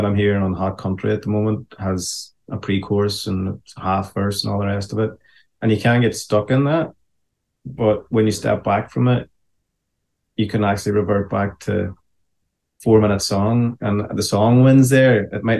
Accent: Ireland; And as an Irishman, when I hear that, you know, there is this sense of, this feels familiar, you know.

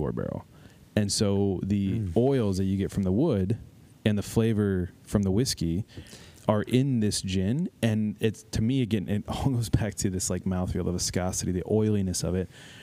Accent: Canton, Ohio, United States; now in Columbus, United States; I'm from Canton, Akron area in Ohio

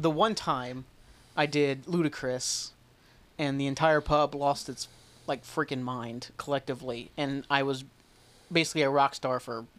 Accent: Portsmouth, Ohio, United States; I'm from Portsmouth, Ohio.

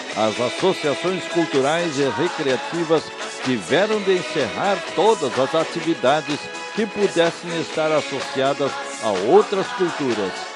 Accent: southern Brazil, Brazil; que ainda se mantém viva em nossos lares, aqui no sul do Brasil

